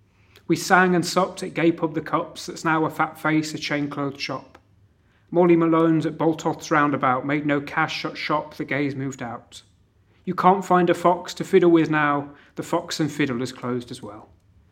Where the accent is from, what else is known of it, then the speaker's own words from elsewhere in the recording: Norfolk, East of England, United Kingdom; I'm a writer from Norfolk.